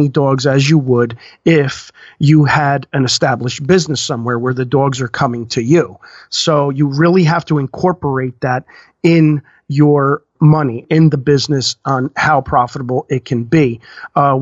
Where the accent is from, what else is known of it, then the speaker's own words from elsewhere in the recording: New Jersey, United States; we're from New Jersey